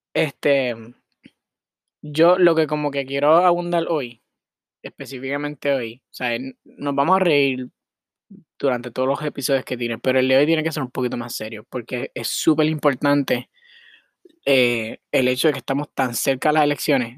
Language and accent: Spanish; Puerto Rico; moved away as an adult; now in Miami, United States; yo soy de Puerto Rico, yo soy boricua, yo nací allá, o sea, yo mi, eh, como es ay, puñeta, nací y me crié allá